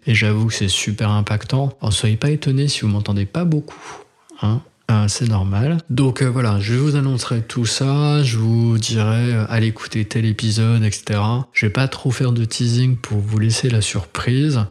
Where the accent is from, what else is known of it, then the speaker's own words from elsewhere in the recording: France; on est français